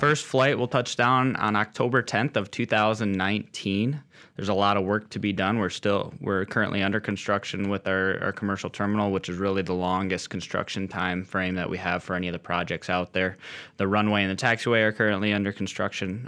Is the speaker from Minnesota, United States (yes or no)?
yes; Austin, Minnesota, United States; moved away as an adult; also born or lived in St. Cloud, Minnesota; now in Williston, United States; grew up in a small town in southern Minnesota, Austin, Spam Town